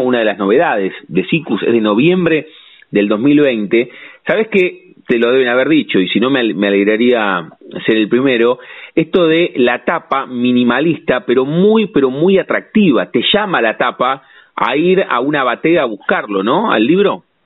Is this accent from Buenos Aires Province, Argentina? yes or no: yes; La Plata, Buenos Aires Province, Argentina; sentimos eso los platenses, tenemos eso